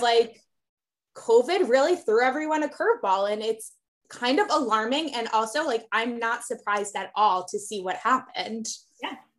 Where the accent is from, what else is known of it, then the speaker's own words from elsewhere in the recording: Westchester, New York, United States; moved away as an adult; also born or lived in Atlanta; I grew up in Westchester